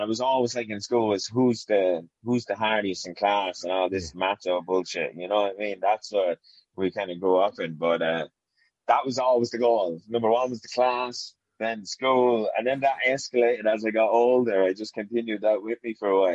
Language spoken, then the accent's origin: English; Portarlington, Laois, Ireland; So I'm from County Leash, Portarlington, County Leash. I grew up in a small council estate here in Ports.